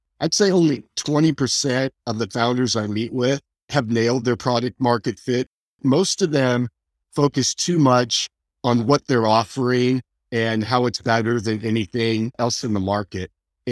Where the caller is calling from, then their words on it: San Jose, California, United States; San Jose, California.